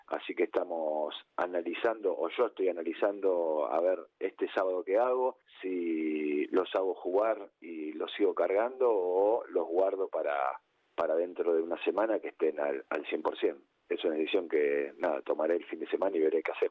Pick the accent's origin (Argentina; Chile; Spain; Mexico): Argentina; En Argentina decimos que Boca es la mitad más